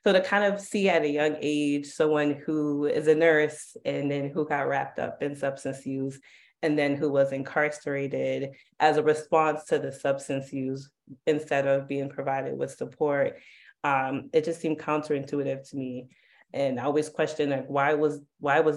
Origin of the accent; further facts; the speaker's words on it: New York City, New York, United States; growing up in Harlem